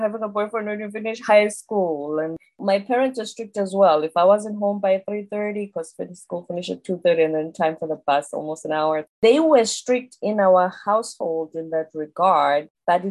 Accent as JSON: {"language": "English", "country": "South Africa", "moved": "yes", "said": "I'm South African"}